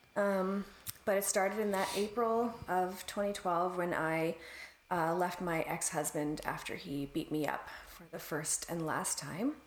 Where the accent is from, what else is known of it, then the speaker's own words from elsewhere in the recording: Canada; as a Canadian